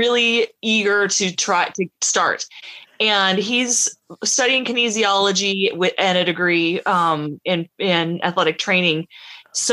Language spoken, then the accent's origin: English; Montana, United States; moved away as an adult; now in California, United States; originally from Montana, recently got married and moved to California